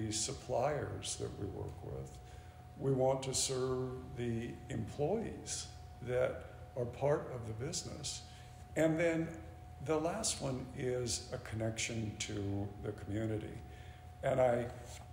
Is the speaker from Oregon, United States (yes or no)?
yes; Portland, Oregon, United States; As a kid, I grew up here in the Valley